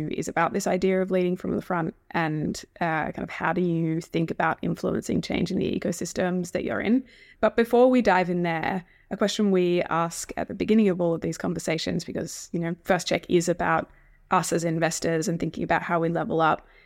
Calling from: Sydney, New South Wales, Australia; I'm coming from Gadigal land today and do think it's a very important political moment in Australian history as we come up to the yes vote

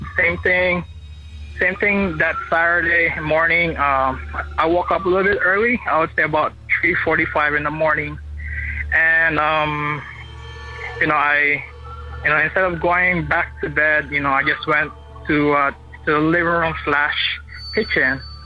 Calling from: Honolulu, Hawaii, United States; I'm calling from Honolulu, Hawaii

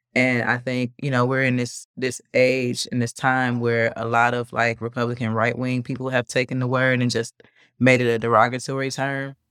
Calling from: Chicago, Illinois, United States; I'm calling in from Wicker Park

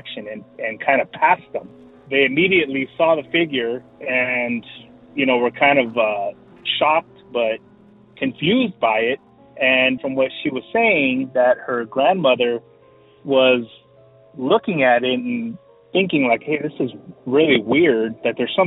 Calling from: San Diego, California, United States; calling from San Diego, California

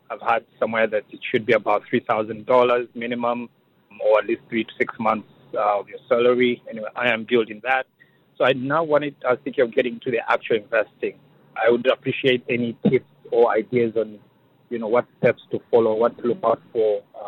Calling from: Massachusetts, United States; I'm calling from Massachusetts.

